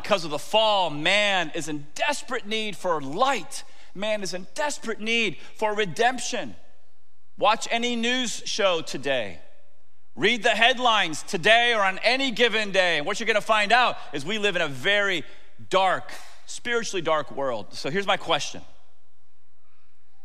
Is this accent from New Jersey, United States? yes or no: no; Tampa, Florida, United States; I grew up in Tampa.